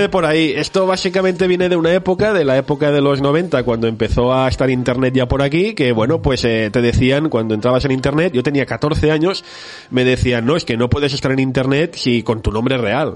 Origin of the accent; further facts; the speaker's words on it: Barcelona, Catalonia, Spain; soy un chico de Barcelona que nació el año 81